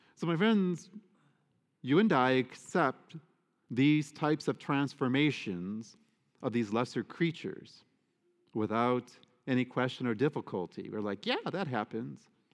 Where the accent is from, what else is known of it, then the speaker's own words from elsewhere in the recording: United States; I am an American citizen. I am a Catholic American